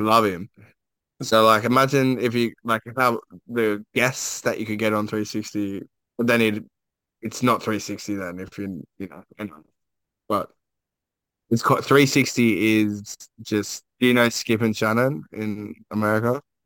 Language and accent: English; Queensland, Australia; I'm a Queenslander